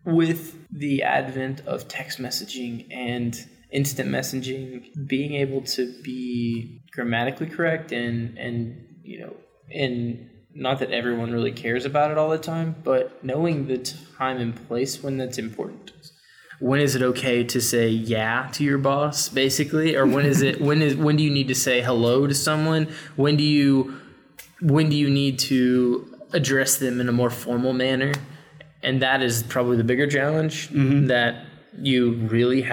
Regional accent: the South, United States; I grew up in the South.

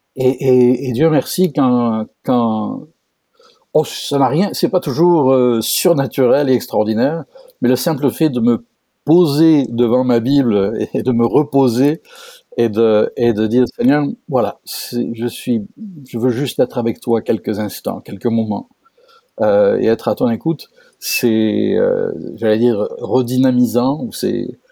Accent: France; moved away as an adult; now in Quebec, Canada; je suis français, français d'origine, comme mon accent ne le laisse pas deviner. Euh, donc moi aussi un importé au Québec depuis 20 ans

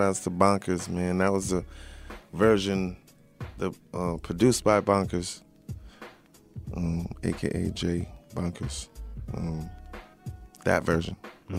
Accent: Long Island, New York, United States; I'm from Long Island.

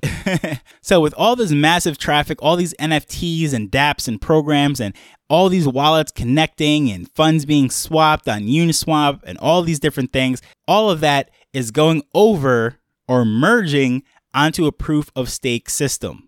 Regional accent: New York, United States; growing up in New York

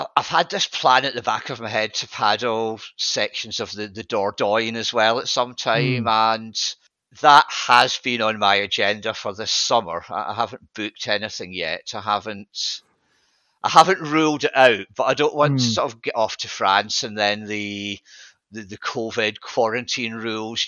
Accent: Scotland, United Kingdom; now in England, United Kingdom; being Scottish

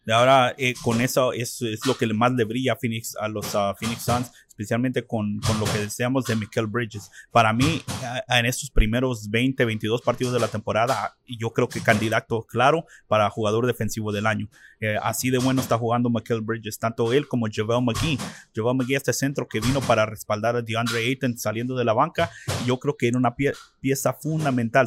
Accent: Mexico; now in Arizona, United States; en nuestro país de México

